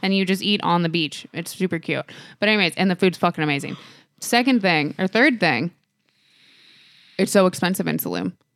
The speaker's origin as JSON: {"language": "English", "country": "United States", "said": "I am an American"}